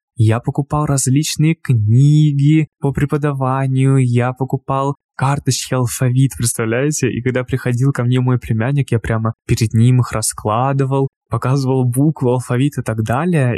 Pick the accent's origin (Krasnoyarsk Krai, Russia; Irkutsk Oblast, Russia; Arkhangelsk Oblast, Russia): Krasnoyarsk Krai, Russia; Krasnoyarsk; в моем родном городе в Красноярске